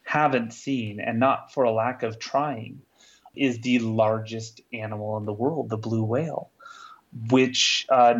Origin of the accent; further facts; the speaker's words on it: Salt Lake City, Utah, United States; here in my hometown of Salt Lake City